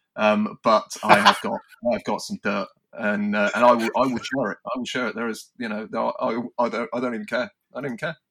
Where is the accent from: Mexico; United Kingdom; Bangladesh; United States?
United Kingdom; us maybe as British in the sense of our sense of humour